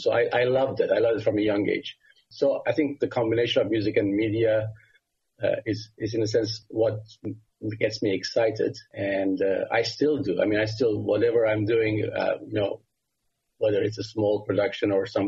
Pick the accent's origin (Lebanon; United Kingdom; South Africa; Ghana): Lebanon; moved away; also born or lived in Cyprus / United States / Sweden; I grew up in Lebanon, and when I was only 4 years old, the civil war started in Lebanon